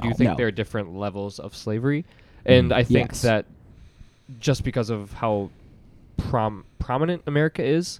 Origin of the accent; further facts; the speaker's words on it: the South, United States; I'm from the South